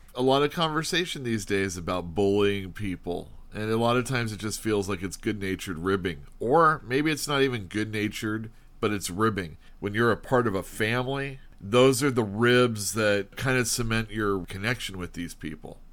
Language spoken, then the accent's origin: English; United States